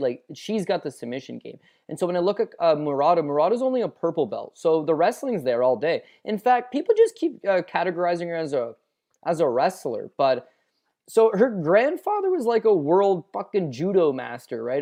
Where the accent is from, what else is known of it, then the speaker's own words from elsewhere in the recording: Canada; we're Canadian